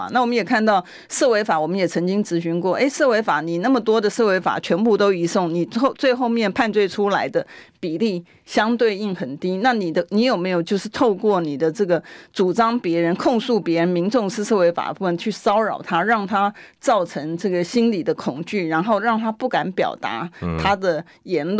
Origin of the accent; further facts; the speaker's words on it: Taiwan; 因为不是就网络上面有兜售我们台湾人。